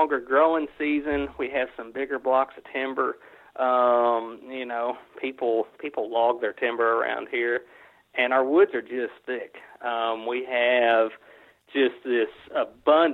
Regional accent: Caldwell County, Kentucky, United States; also born or lived in Calloway County, Kentucky; the farm that I grew up hunting in Caldwell County, Kentucky

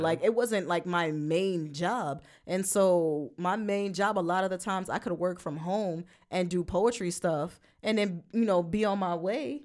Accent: Brooklyn, New York, United States; moved away; we're both from Brooklyn

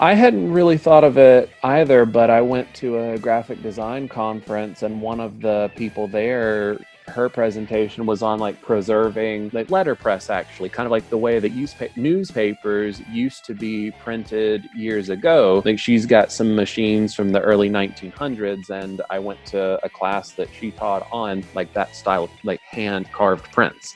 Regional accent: northwest Florida, United States; first language English; also born or lived in Pensacola; I'm from the northwest part of Florida in the United States, the city that I live in, it's Pensacola.

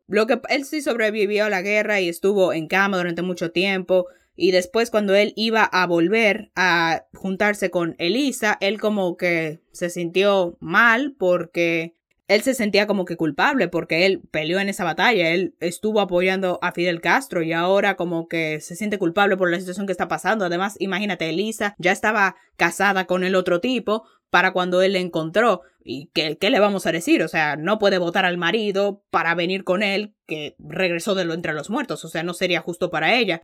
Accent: Dominican Republic; como dominicana

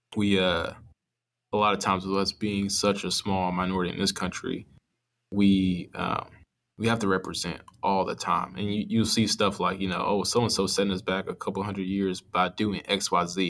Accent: Atlanta, Georgia, United States; when I was growing up, I was from Atlanta, and then my parents moved, or my mom moved, um, my parents about to split, so my mom moved and I moved with her, um, to South Georgia

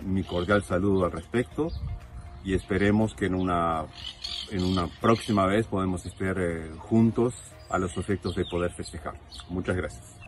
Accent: France; now in Uruguay; A pesar de ser francés, tengo una finca en Uruguay, en donde me encuentro en este momento.

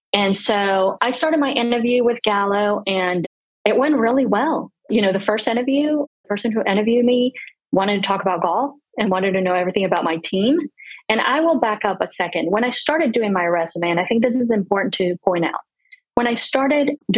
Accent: Bogotá, Colombia; first language Spanish; English is a second language; moved away as an adult; also born or lived in New Orleans, United States; now in United States; I was born and raised in Bogota. So my first language is Spanish.

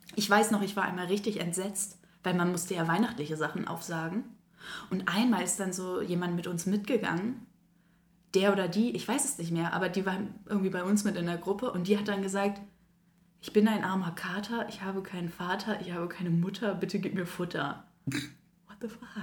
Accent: Northern Germany, Germany; now in Koblenz, Germany; bei uns im Norden

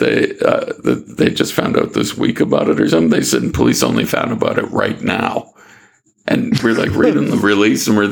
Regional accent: Nova Scotia, Canada; now in Northern Territory, Australia; from Canada, where I'm from, Nova Scotia

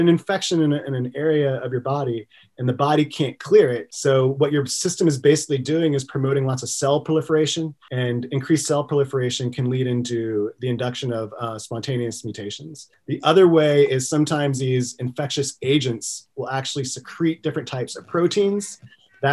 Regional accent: Texas, United States; I'm from Texas

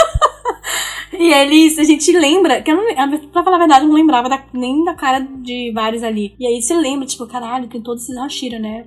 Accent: Brazil; como uma boa amazônida que sou

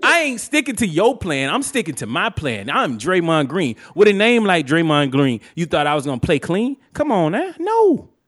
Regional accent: Alabama, United States; I'm from Alabama

